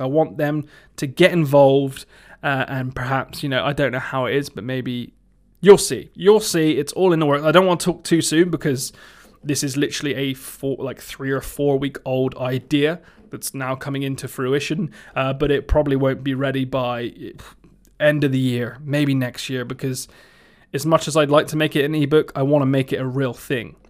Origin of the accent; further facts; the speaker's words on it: Somerset, South West England, United Kingdom; accent: Somerset; my Somerset accent